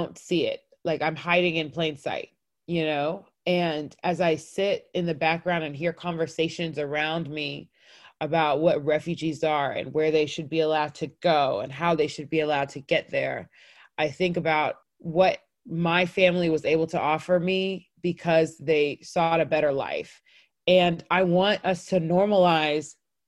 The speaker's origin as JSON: {"language": "English", "area": "North Cobb", "region": "Georgia", "country": "United States", "tie": "born or raised there", "said": "I grew up in North Cobb. We were the only Black family in the neighborhood and therefore for sure the only African family."}